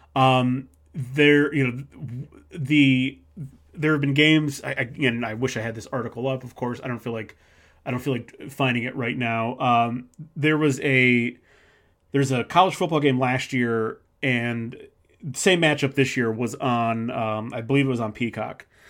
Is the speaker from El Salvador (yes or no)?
no; Midwest, United States; living in the Midwest, growing up in the Midwest